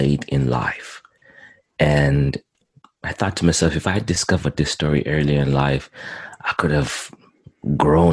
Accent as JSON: {"language": "English", "country": "Zimbabwe", "tie": "born or raised there", "also_born_or_lived": "Montreal, Canada", "moved": "yes", "lives_now": "Edmonton, Canada", "said": "I was born in Zimbabwe, Southern Africa, and I came to Canada in 2001"}